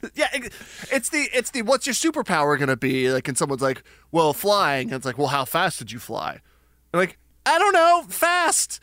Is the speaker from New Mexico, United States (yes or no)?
yes; Albuquerque, New Mexico, United States; I'm from Albuquerque, New Mexico